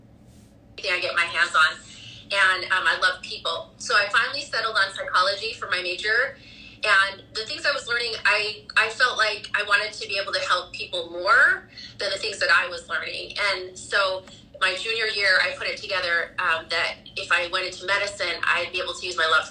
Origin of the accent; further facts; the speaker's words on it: Idaho, United States; also born or lived in Hawaii; now in Salt Lake City, United States; I grew up in Idaho